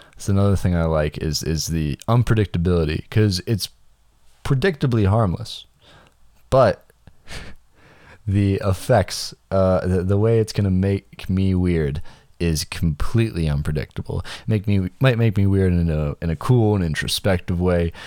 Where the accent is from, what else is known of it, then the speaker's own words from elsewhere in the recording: Canada; I'm just Canadian